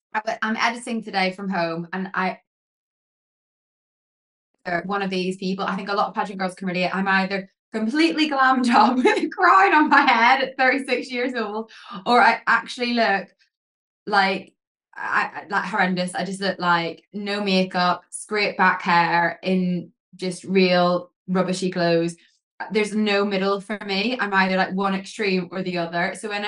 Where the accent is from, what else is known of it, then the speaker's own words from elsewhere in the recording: Northern Ireland, United Kingdom; also born or lived in England; So my accent's a little bit blurred now, I haven't lived in England for so long. But I grew up in Northern Ireland